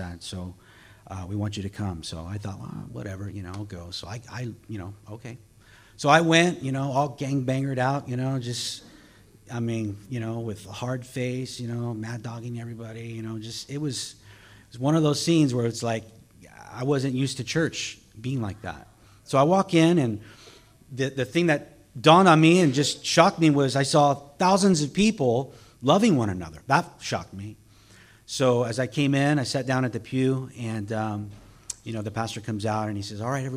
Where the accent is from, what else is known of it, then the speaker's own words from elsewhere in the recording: Southern California, United States; I'm also from Southern California and born and raised in a Hispanic home